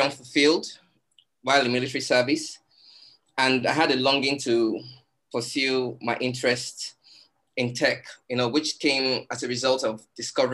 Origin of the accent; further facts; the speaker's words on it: Nigeria; I'm a Nigerian. And I live in Lagos, Nigeria